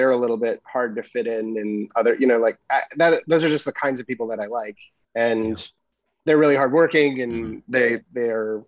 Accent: Minnesota, United States; moved away; I grew up in Minnesota doing theater

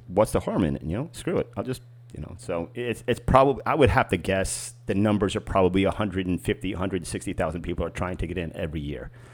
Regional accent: New York, United States; the club that I grew up with in New York

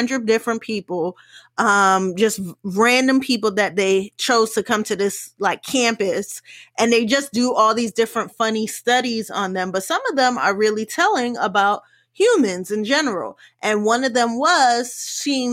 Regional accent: United States; also born or lived in West Indies (ancestry); me being someone who is West Indian, even I, having family that is from third world countries, even I thought, I didn't have the accurate the perception of Africa because of how the world I grew up in America.

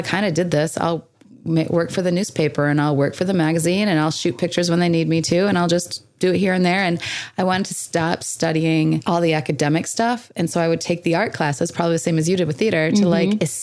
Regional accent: Michigan, United States; moved away as an adult; now in California, United States; I was born in Michigan

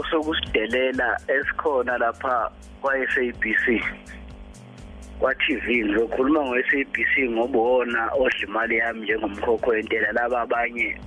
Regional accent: KwaZulu-Natal, South Africa; singamaZulu singama singabantu baseningizimu Afrika

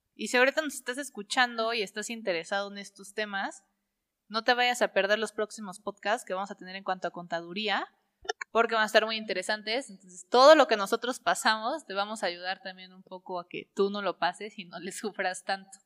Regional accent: Córdoba, Veracruz, Mexico; moved away as an adult; also born or lived in Puebla; now in Cholula, Mexico; soy de Córdoba, Veracruz, pero ya tiene 10 años que vivo en la ciudad de Puebla

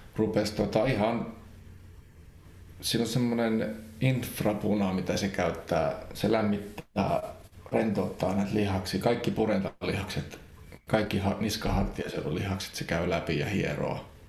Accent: Central Finland, Finland; moved away; also born or lived in Helsinki; mä kyllä ehkä halusin muuttaa Keski-Suomeen takaisin

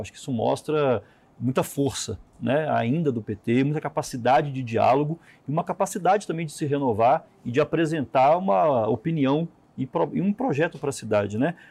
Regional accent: Minas Gerais, Brazil; now in Brasília, Brazil; eu sou mineiro

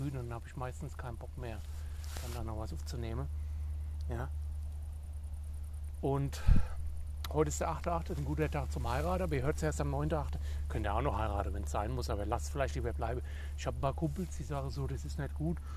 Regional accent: Hesse, Germany; dann bin ich in meine alte Heimat, ja, nach Nordhesse. Ins nordhessische, friesische Bergland nenne ich es immer.

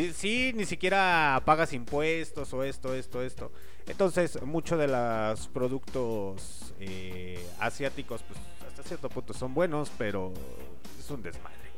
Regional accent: Mexico; somos mexicanos

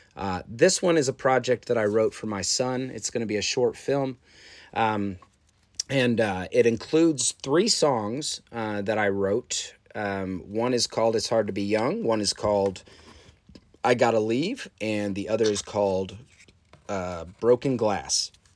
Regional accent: Chicago, Illinois, United States; I was a kid from Chicago at the time

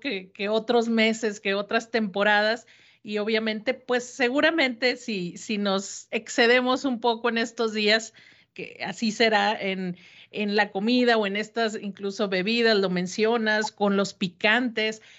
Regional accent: Mexico; cómo nuestra cultura se expresa a través de nuestra cocina mexicana

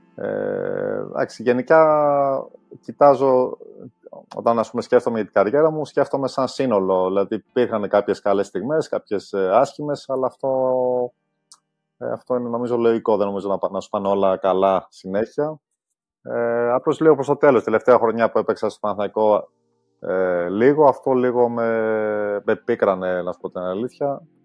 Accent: Glyfada, Attica, Greece; also born or lived in London, England; γεννήθηκα στην Αγγλία, αλλά μεγάλωσα στην Ελλάδα

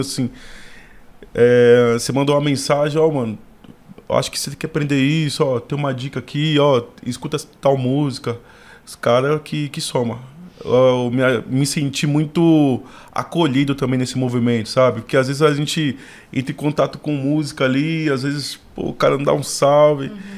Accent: São Paulo, Brazil; Nascido e criado na Zona Sul, ali na Emboimirim, Figueira Grande

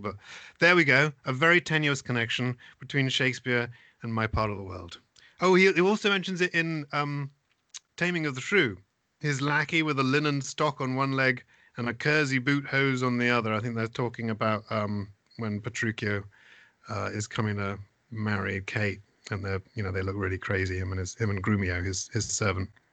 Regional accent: Essex Suffolk border, near Colchester, East of England, United Kingdom; moved away as an adult; now in United States; I grew up on the Essex Suffolk border, and the closest town to us actually was Colchester, which was about six miles away

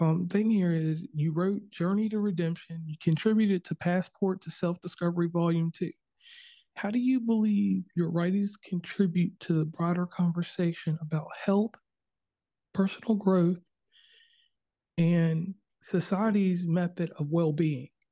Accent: Virginia, United States; I'm from Virginia originally

